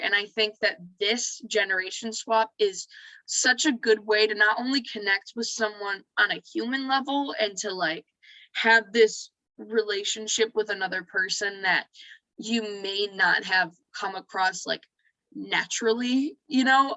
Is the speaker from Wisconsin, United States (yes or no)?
no; Muskegon, Michigan, United States; now in Grand Rapids, United States; I am originally from Muskegon, Michigan.